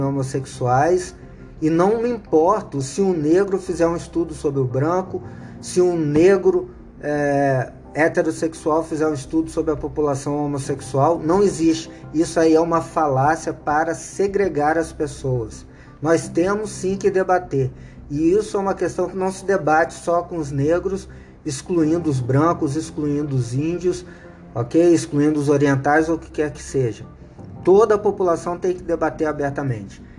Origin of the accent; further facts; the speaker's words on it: Brazil; eu sou brasileiro